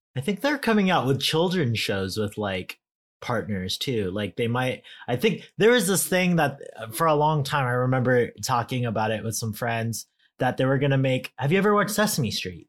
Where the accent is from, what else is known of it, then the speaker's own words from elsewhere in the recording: California, United States; I'm such a Californian